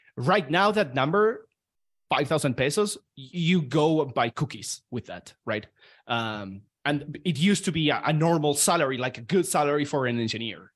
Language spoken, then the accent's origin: English; Argentina; moved away; I'm from Argentina